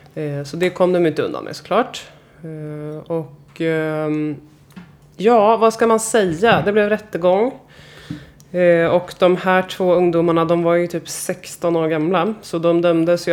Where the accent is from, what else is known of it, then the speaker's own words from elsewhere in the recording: Stockholm, Stockholm County, Sweden; jag är uppvuxen i gamla Enskede